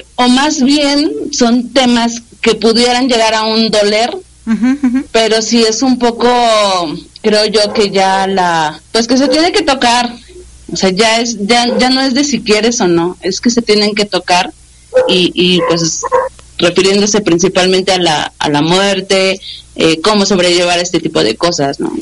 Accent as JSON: {"language": "Spanish", "region": "Mexico City", "country": "Mexico", "tie": "born or raised there", "said": "soy de la Ciudad de México. Ajá. Estuvimos eh, viviendo muchísimo tiempo en la Ciudad de México."}